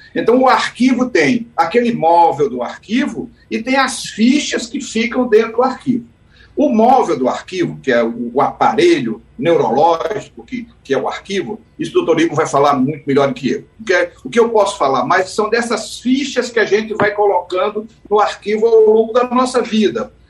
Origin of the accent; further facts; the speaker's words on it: Caruaru, Pernambuco, Brazil; Eu sou de Caruaru, né? eu sou, nasci em Caruaru, mas meus pais são de Camusim de São Félix